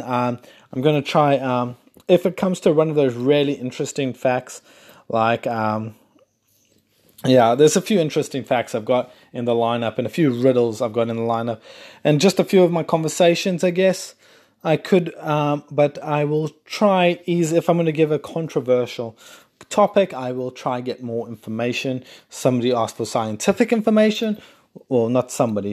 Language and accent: English; South Africa; And I'm South African. I'm not Australian if anyone's listening thinking you sound Australian. I am South African